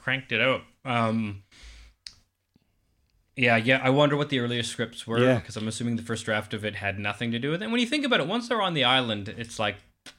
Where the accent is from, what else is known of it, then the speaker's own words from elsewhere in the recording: Calgary, Alberta, Canada; I grew up in Calgary, Canada, and we had A&E, which I think is arts and entertainment